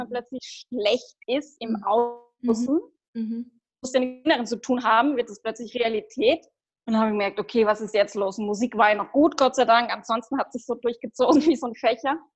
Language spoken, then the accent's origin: German; Heidelberg, Baden-Württemberg, Germany; now in Austria; ursprünglich komme ich auch aus Deutschland, aus ah. Heidelberg.